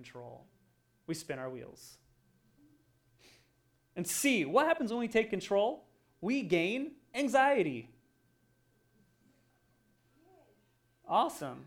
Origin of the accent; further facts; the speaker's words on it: Oregon, United States; moved away; I grew up in Oregon, so there's lots of mud and lots of dirt and lots of rain